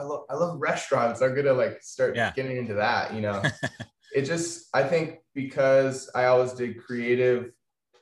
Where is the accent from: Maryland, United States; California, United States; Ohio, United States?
California, United States; Atascadero; also born or lived in Bishop, California / Washington / Los Angeles; I grew up in Atascadero